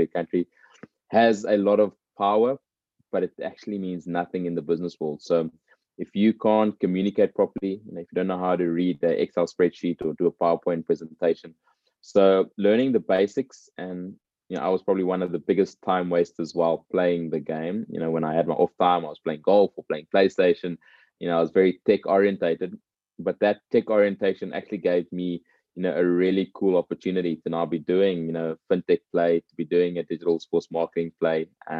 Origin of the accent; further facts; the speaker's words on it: South Africa; being a South African